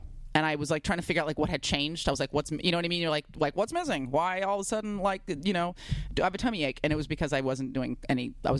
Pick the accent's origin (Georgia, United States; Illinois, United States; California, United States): California, United States; San Francisco; also born or lived in East Bay, California; I was born in San Francisco and then like kind of grade school, East Bay, and then back to San Francisco for middle school and high school.